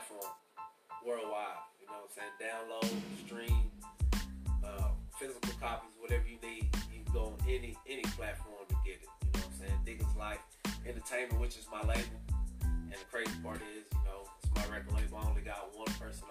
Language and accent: English; Lubbock, Texas, United States; If I didn't tell you I was from Lubbock, Texas, you wouldn't know I was from Texas